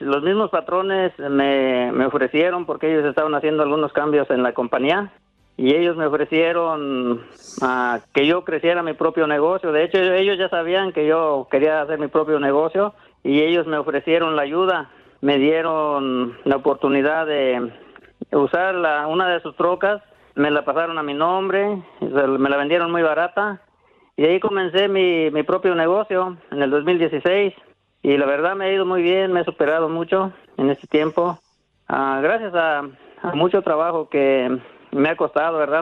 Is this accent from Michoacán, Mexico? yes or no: yes; Susupuato, Michoacán, Mexico; now in United States; Yo soy de un lado de Zitácuaro, Michoacán, el municipio, es municipio de Susupuato